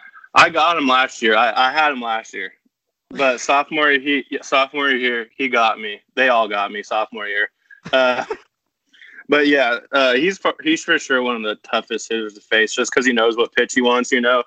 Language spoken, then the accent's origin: English; California, United States; I did have some puka shells in middle school. I'm not gonna lie.